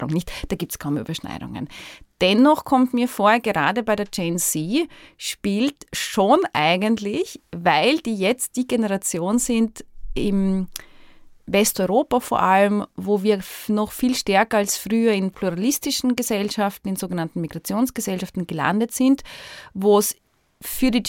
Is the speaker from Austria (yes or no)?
yes; Austria; ich bin hier aufgewachsen in dieser Stadt, ich lebe hier